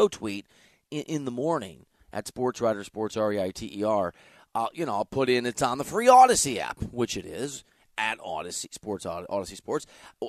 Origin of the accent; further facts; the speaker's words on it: Iowa, United States; growing up in Iowa